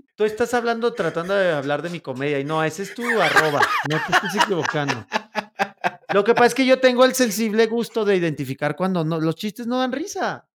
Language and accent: Spanish; Mexico; como buen mexicano que soy